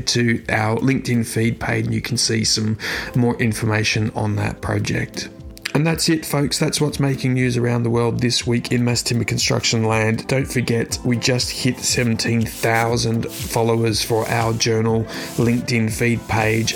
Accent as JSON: {"language": "English", "country": "Australia", "said": "my home country of Australia"}